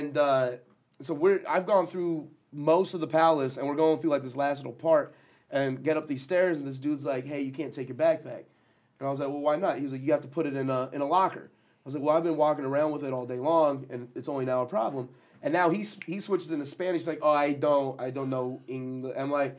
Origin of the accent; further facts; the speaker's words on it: India; So what is it? Because I'm Indian? That's it?